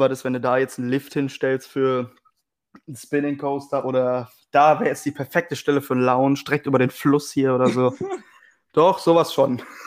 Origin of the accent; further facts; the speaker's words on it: Weisweiler, North Rhine-Westphalia, Germany; gebürtig aus Weißweiler